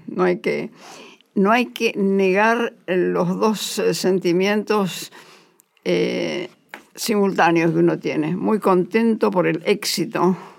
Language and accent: Spanish; Bolívar, Buenos Aires Province, Argentina; mi familia es una familia católica de Ciudad Chica. Yo nací en Bolívar